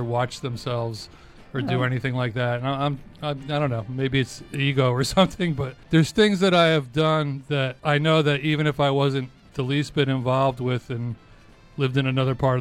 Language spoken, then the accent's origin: English; Clifton, New Jersey, United States; I grew up in Clifton, New Jersey